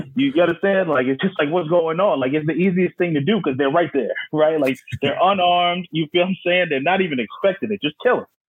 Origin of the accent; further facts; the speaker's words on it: New York City, New York, United States; moved away as an adult; also born or lived in Philadelphia; now in Houston, United States; I'm from Staten Island, New York.